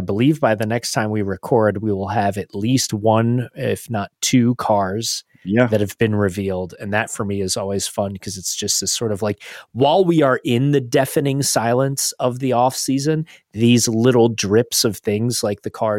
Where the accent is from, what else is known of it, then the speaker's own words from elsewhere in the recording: United States; as an American fan